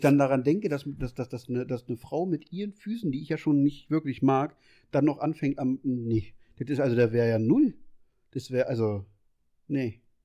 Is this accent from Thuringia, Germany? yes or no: no; Berlin, Germany; also ich bin ja aus Berlin